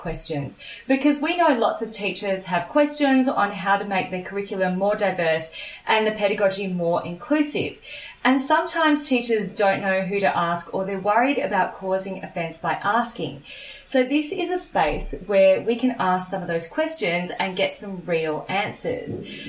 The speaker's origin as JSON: {"language": "English", "country": "Australia", "tie": "born or raised there", "also_born_or_lived": "Papua New Guinea", "said": "I'm an Indian Australian. I was born in Papua New Guinea, and I'm a brown-skinned girl, very proudly."}